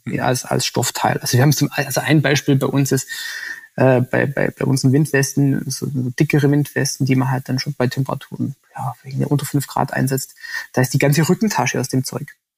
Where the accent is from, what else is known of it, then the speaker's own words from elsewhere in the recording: Swabia, Baden-Württemberg, Germany; als Schwabe